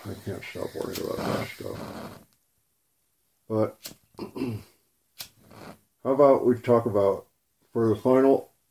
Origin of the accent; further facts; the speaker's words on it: United States; as an American